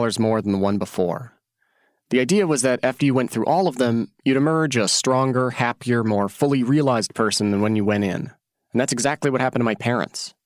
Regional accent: Oregon, United States; born or raised there; moved away as an adult

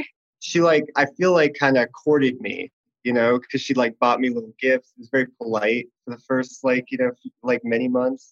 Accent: Boston, Massachusetts, United States; moved away as an adult; now in Los Angeles, United States; I'm from Boston, Massachusetts originally, but I've lived in LA for like 15 years

